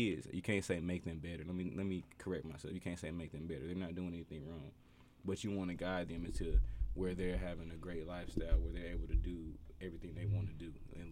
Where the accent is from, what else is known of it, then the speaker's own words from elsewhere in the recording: Winston-Salem, North Carolina, United States; I'm from Winston-Salem